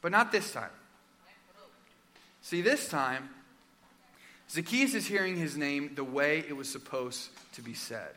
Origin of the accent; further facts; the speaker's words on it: Arizona, United States; In my home state of Arizona